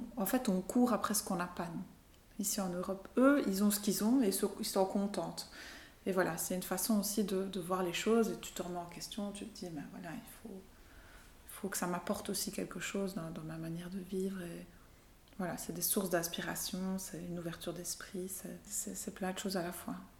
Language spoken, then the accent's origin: French; Belgium; also born or lived in Portugal / Brazil / Brussels; on est parti, j'avais deux semaines, on a quitté la Belgique